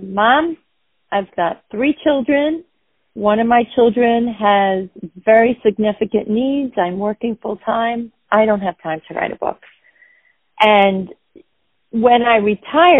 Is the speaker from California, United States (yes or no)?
no; Westbury, New York, United States; accent: Long Island; I'm from Westbury